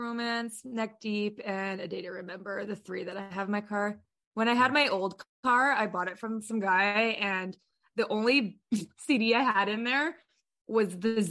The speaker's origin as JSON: {"language": "English", "town": "Kelowna", "region": "British Columbia", "country": "Canada", "said": "We're a Canadian band from Kelowna, British Columbia, Canada."}